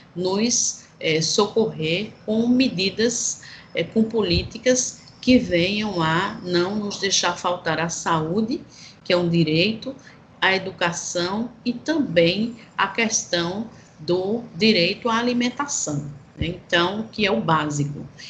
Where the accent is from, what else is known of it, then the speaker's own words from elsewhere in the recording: Brazil; enquanto brasileiros